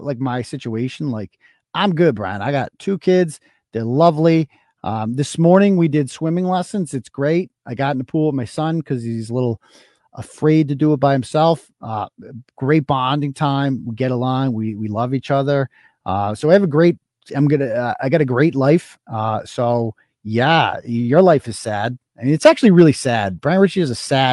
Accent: Worcester, Massachusetts, United States; now in Holden, United States; I'm from Worcester. I started the blog in Worcester.

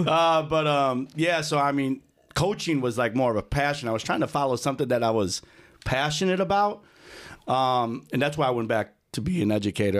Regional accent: Lombard, Illinois, United States; also born or lived in Aurora, Illinois; So I grew up in kinda like the Lombard, um, Glenbard area.

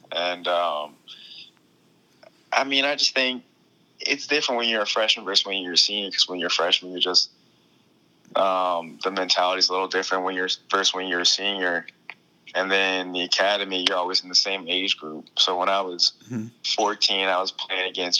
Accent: Baltimore, Maryland, United States; I'm from Baltimore, Maryland

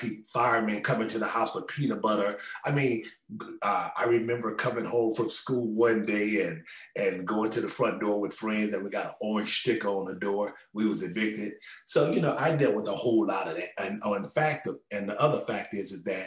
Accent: Los Angeles, California, United States; I was born in South Central Los Angeles

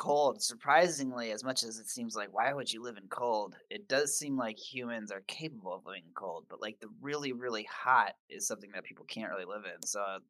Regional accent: Michigan, United States; moved away; because I come from Michigan where it's, you know, snowy, very snowy. And I grew up with lots of snow, snow days from school.

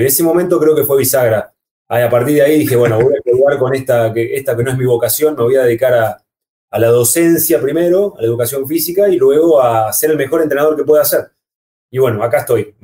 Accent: Comodoro Rivadavia, Chubut, Argentina; also born or lived in Córdoba, Argentina; en la ciudad donde yo nací, en Comodoro Rivadavia

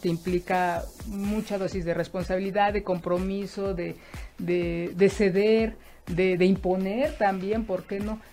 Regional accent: Mexico; en la educación que hemos tenido como mexicanos, como mexicanas

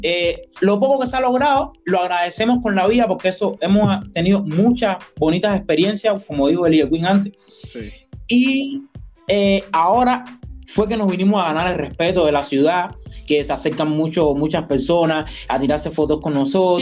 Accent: Trinidad, Sancti Spíritus, Cuba; also born or lived in Havana; Y yo soy de aquí de Trinidad, de Cuba, nací aquí

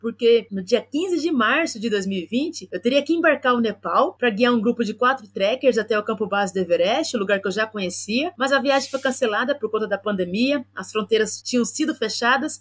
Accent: Campinas, São Paulo, Brazil; na região onde eu nasci e onde eu vivo até hoje, a periferia da cidade de Campinas

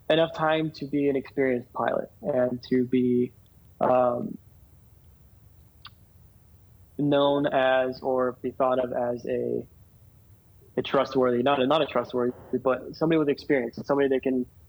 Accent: Yuma, Arizona, United States; moved away as an adult; now in Phoenix, United States; my hometown, Yuma

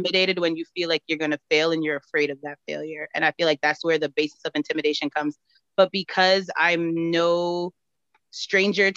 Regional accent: New York City, New York, United States; moved away as an adult; also born or lived in Connecticut / St. Kitts; now in Atlanta, United States; Born and raised in New York

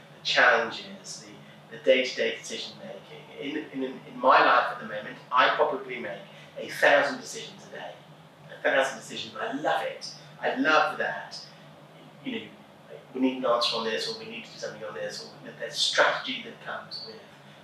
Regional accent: England, United Kingdom; moved away; as an Englishman

